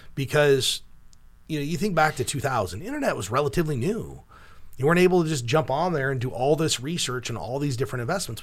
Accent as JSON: {"language": "English", "town": "Cedar Rapids", "region": "Iowa", "country": "United States", "said": "we're from Cedar Rapids, Iowa"}